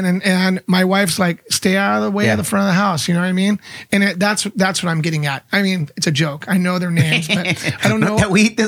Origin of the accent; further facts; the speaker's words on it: Colorado, United States; also born or lived in Washington, United States; I grew up in Colorado and Washington.